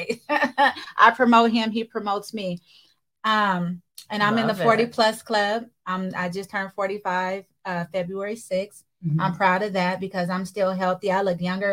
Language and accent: English; Seattle, Washington, United States; I'm from Seattle, Washington, born and raised in the 206.